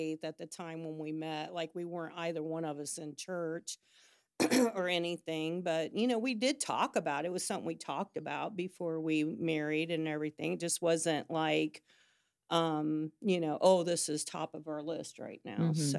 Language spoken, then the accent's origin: English; Cincinnati, Ohio, United States; moved away as an adult; now in Huntington, United States; I didn't. I'm from Cincinnati. My brother lived over here. My aunt lived over here. And I moved here in 88.